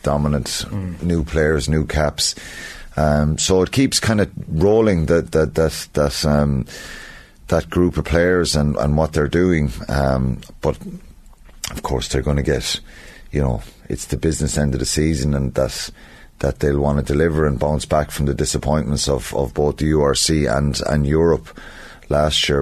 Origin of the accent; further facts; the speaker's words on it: Ireland; as Irish people